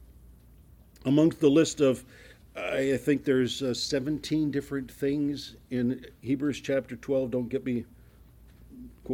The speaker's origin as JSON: {"language": "English", "region": "Ohio", "country": "United States", "moved": "yes", "said": "I came from Ohio"}